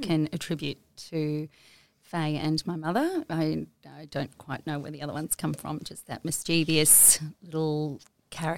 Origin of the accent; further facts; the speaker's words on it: Maroochydore, Queensland, Australia; also born or lived in Strathpine; I grew up in Maroochydore.